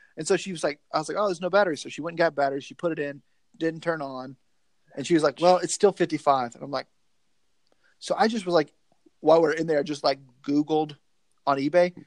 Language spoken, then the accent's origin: English; the South, United States; accent: twang; I'm a Southerner